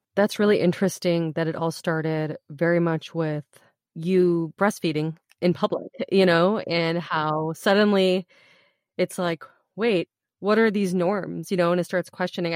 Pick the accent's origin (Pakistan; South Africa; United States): United States; I grew up here as an American kid